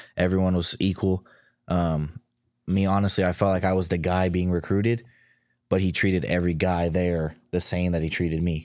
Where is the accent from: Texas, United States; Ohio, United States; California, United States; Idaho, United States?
California, United States; near Sacramento; moved away as an adult; now in Arizona, United States; being at Sacramento, I was twenty minutes from my hometown